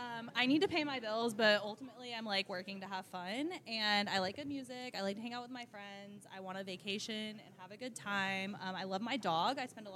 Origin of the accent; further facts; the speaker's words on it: Florida, United States; now in Denver, United States; I'm definitely from Florida, and I act like I am.